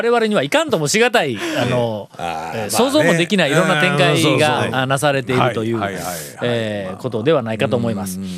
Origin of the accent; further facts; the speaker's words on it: Takuma, Kagawa, Japan; 香川県、ええ当時の水戸代郡、はいえー、宅間町